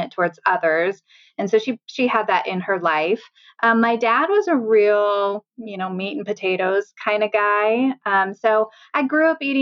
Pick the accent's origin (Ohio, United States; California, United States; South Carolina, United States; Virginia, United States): California, United States; Sunnyvale; also born or lived in Michigan; now in Grass Valley, United States; I was born in Michigan, but moved out to California when I was 6 weeks old. So I'm originally from the Bay Area down in Sunnyvale